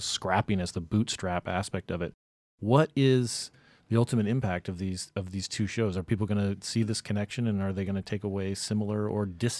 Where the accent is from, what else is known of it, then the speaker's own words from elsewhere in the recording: Midwest, United States; when I was growing up in the Midwest, like the Connors, like, were the only people from the Midwest